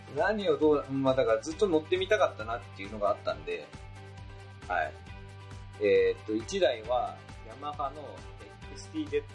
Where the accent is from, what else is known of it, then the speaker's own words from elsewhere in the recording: Niigata, Japan; 僕と同じ新潟の方